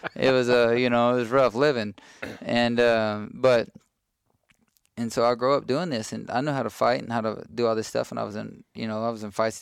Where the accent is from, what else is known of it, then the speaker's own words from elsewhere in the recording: Cameron, Texas, United States; also born or lived in Brenham, Texas; I grew up in Cameron, Texas.